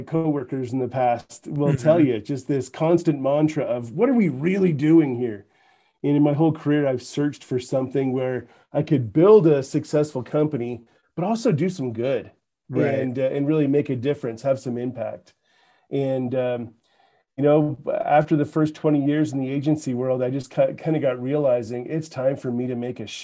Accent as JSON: {"language": "English", "country": "Canada", "accent": "Canadian", "moved": "yes", "lives_now": "Utah, United States", "said": "So you're going to pick up on a Canadian accent. I'm originally from Canada, but I've been in Utah"}